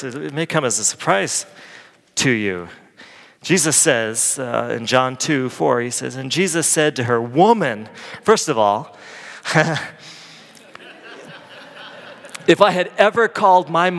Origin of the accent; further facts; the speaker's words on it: Midwest, United States; moved away; I grew up in the Midwest